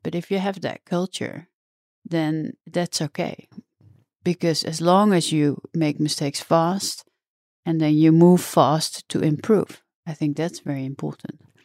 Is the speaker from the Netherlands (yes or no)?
yes; the middle of the Netherlands, central Netherlands, Netherlands; I grew up uh, in uh, the middle of the Netherlands, so more on the countryside